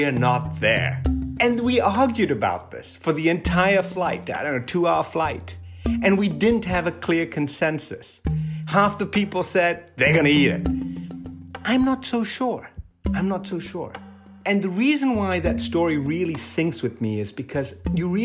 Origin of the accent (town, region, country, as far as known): Sierra Leone; born or raised there; moved away as an adult; also born or lived in Oregon / Santa Cruz; now in United States